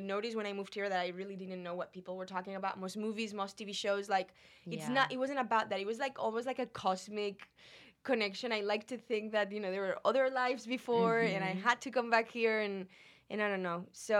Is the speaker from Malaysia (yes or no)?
no; Spain; moved away as an adult; Spain. You mm-hmm. know, I was 27. I was like, okay, life is not really that long. I've been 27 years in my home country.